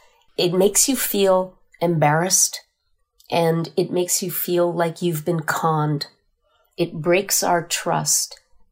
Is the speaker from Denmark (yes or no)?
no; Red River, Manitoba, Canada; And I was born on the banks of the Red River, so I'm your classic Red River Métis. I'm also a member of the Manitoba Métis Federation.